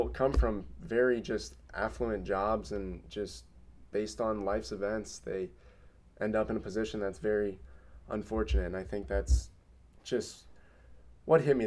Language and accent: English; Cincinnati, Ohio, United States; my hometown in Cincinnati